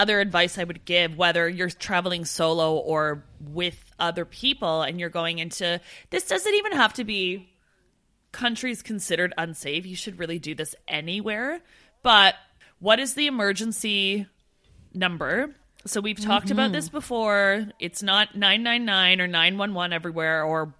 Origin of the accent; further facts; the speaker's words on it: Ontario, Canada; Steph and I didn't grow up near the beautiful, like, picturesque mountains that you see. We grew up near Toronto, which is a city. Well, I will say, in Ontario, where we're from, we do have the beautiful lakes and forests.